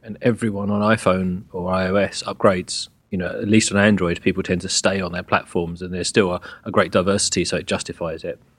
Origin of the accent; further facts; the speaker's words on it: England, United Kingdom; I am English